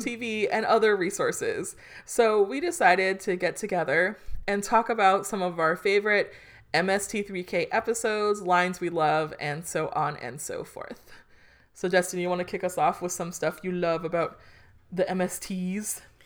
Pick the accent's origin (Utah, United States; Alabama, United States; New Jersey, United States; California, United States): California, United States; Hawthorne; now in Omaha, United States; our little town of growing up in Hawthorne, California.